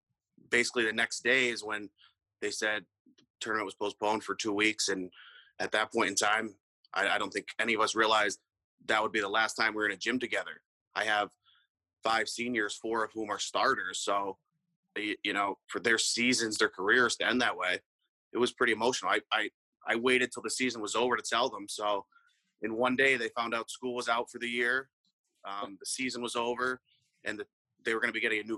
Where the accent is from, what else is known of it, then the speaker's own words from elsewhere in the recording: Susquehanna, Pennsylvania, United States; it's my hometown